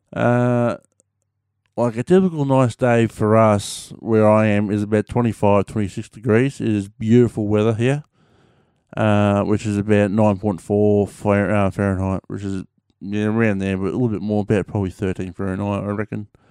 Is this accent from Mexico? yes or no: no; Melbourne, Victoria, Australia; also born or lived in Echuca, Victoria / Gunbower, Victoria; I was raised up there. Uh, I was raised down in Melbourne because uh, I needed it for schooling, but I was born in Echuca